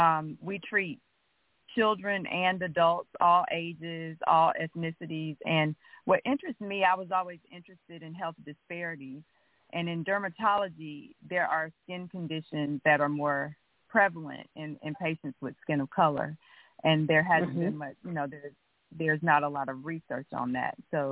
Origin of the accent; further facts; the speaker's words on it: Montgomery, Alabama, United States; Yeah, so I grew up in Montgomery. I'm a native of Montgomery, and I received my bachelor's degree in biology medical studies at the University of Alabama